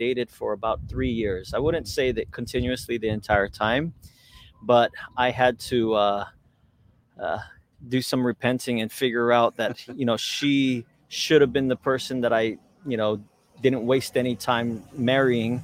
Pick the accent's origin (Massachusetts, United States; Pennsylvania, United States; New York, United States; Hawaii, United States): Hawaii, United States; Hauula; I was born and raised here in Hawaii. I was born at Kahuku Hospital, raised in Haula